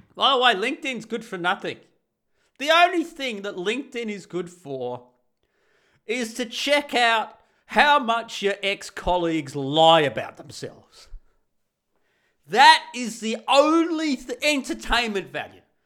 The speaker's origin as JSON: {"language": "English", "country": "Australia", "moved": "as an adult", "lives_now": "Netherlands", "said": "I'm the Australian guy that moves to Holland"}